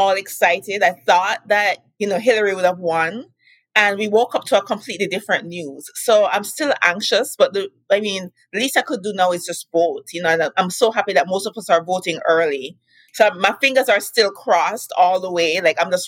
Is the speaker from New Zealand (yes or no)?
no; Jamaica; moved away as an adult; now in United States; I grew up in Jamaica.